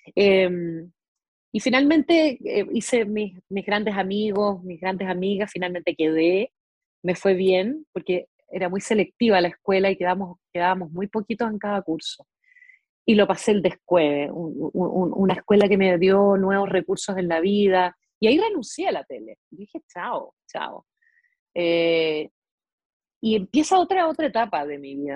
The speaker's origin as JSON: {"language": "Spanish", "region": "Mendoza", "country": "Argentina", "tie": "born or raised there", "moved": "yes", "said": "Yo me crié en Argentina, menos mal, porque allí, allá en Argentina estudié en una escuela pública"}